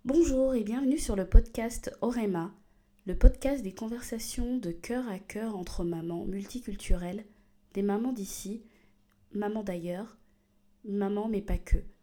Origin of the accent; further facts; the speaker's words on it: Gabon; now in France; je suis originaire du Gabon, mais je vis en France depuis déjà euh, plus d'une décennie